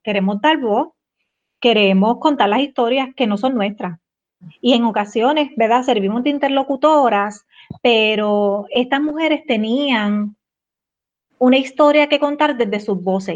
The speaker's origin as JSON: {"language": "Spanish", "town": "Yauco", "country": "Puerto Rico", "said": "soy de Yauco"}